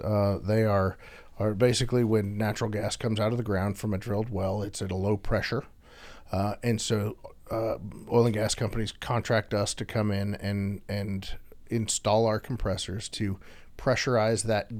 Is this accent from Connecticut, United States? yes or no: no; Houston, Texas, United States; spent the majority of my life growing up in Houston after my dad got stationed here in the corporate office. And so my entire school age life, I've grown up in Houston, Texas.